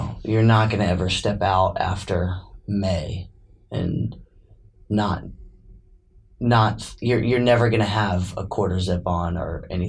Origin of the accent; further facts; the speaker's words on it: Columbia, United States; now in Lexington, United States; I'm from Columbia.